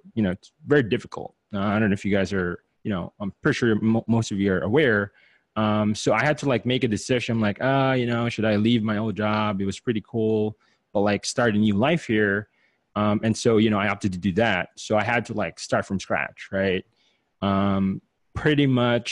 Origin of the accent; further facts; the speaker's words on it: Philippines; moved away as an adult; now in United States; I'm an immigrant from the Philippines, half Chinese, half Filipino. Came here, right before I turned 21